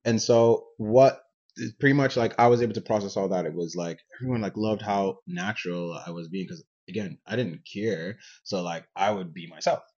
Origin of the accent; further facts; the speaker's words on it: Nigeria; now in Canada; I grew up in Nigeria and I moved to Canada.